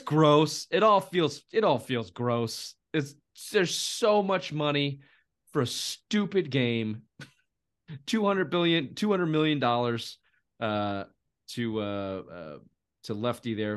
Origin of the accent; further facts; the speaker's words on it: United States; we're American